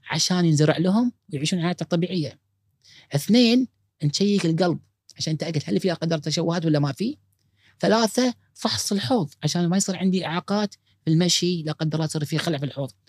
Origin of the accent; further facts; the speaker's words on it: Kuwait; هذا متوسط العمر الادلت عندنا بالكويت